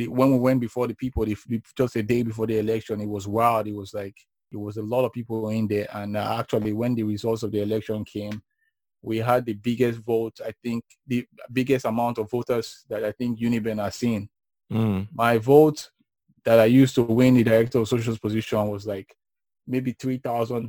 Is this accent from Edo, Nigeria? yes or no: yes; Benin City, Edo, Nigeria; growing up in Benin was fun